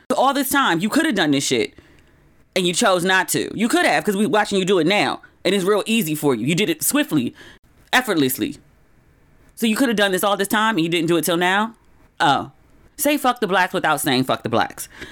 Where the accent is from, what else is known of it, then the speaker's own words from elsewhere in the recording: United States; moved away as an adult; also born or lived in Los Angeles / Ghana; I'm from America